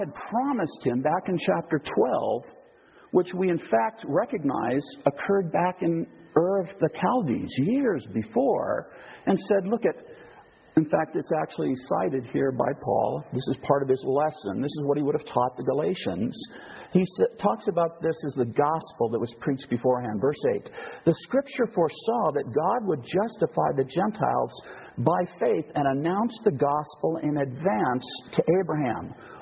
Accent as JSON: {"language": "English", "country": "United States", "also_born_or_lived": "Idaho", "moved": "yes", "said": "I come from the United States"}